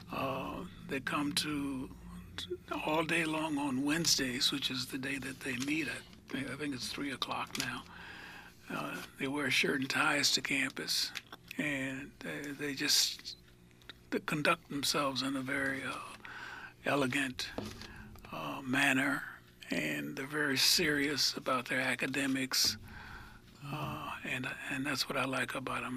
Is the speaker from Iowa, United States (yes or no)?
yes; Iowa, United States; moved away; I grew up in Iowa